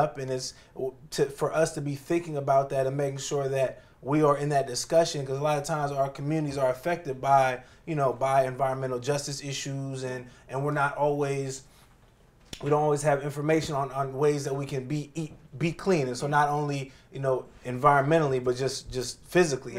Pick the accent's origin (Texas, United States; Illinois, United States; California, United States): California, United States; Oakland; moved away as an adult; now in Washington, D.C., United States; I'm from Oakland, California originally